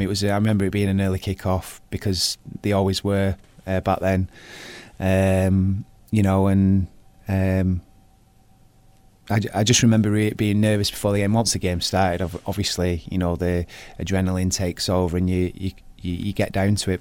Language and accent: English; Bolton, North West England, United Kingdom; I was born in Bolton and I played for Bolton Town team